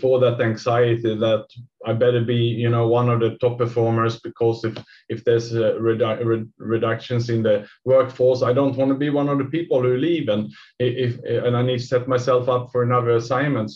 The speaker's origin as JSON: {"language": "English", "country": "Sweden", "moved": "yes", "lives_now": "Singapore", "said": "I'm from Sweden myself"}